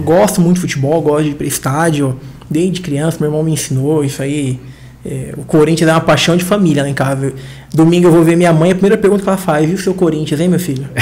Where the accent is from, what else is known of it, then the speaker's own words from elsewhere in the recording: Diadema, São Paulo, Brazil; Sou de Diadema, aqui em São Paulo